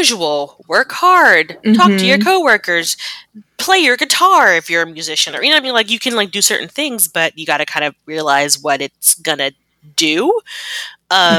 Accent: United States; I'm American

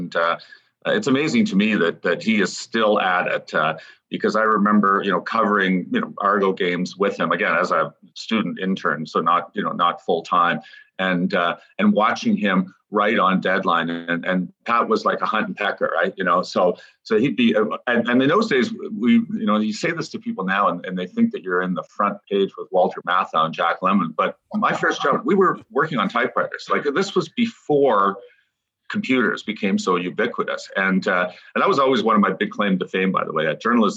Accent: Toronto, Ontario, Canada; So I grew up in Toronto

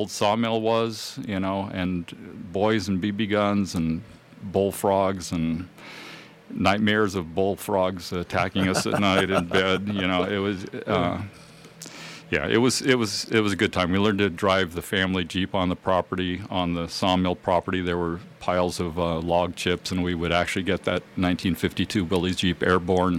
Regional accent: Grass Valley, California, United States; born or raised there

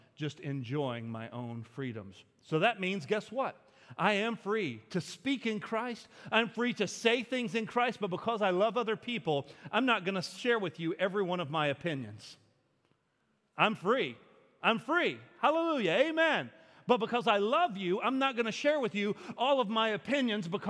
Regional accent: United States; I'm an American

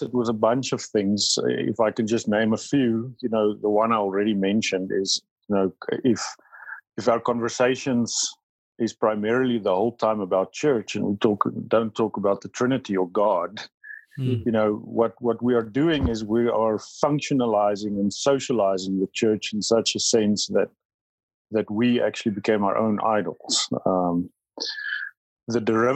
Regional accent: South Africa; first language Afrikaans; English is a second language; My first language is Afrikaans, but it's only a small percentage of South Africans that speak Afrikaans

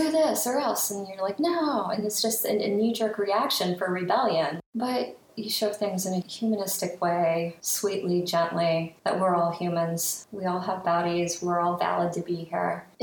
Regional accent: Ohio, United States; now in New York City, United States; I'm from Ohio originally, been in New York City for 22 years though

